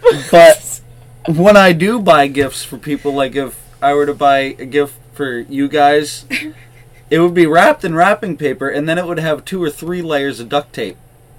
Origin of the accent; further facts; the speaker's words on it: the North, United States; I'm not from the South. I'm a northern redneck.